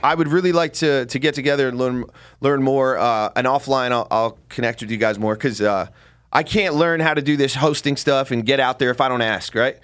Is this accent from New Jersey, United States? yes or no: yes; New Jersey, United States; I'm from Jersey